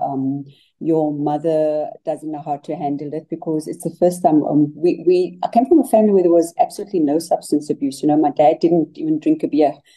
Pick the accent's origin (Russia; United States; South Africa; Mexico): South Africa; Cape Town, Western Cape; I grew up in Mitchell's Plain in the Western Cape